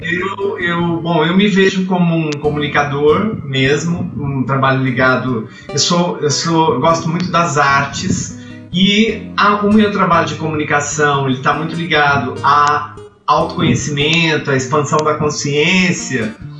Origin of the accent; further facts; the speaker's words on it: Itajubá, Minas Gerais, Brazil; moved away; also born or lived in São Paulo; tive um programa de rádio na rádio lá da minha terra, Itajubá